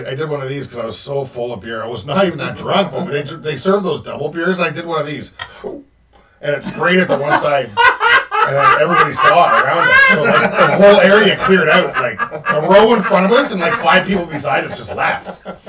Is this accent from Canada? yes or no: yes; Canada; I am Canadian.